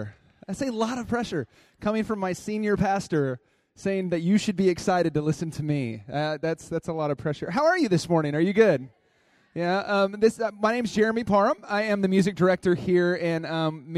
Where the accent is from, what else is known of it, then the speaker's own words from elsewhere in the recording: Dallas, Texas, United States; accent: drawl; moved away; I come from Dallas, Texas. I have a little bit of drawl in my voice. I'm a country boy